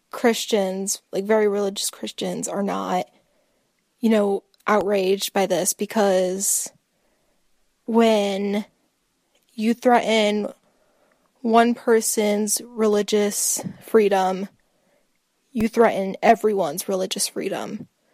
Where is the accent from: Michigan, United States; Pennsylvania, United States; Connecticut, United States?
Pennsylvania, United States; Philadelphia; I was born here, so I'm a natural born citizen.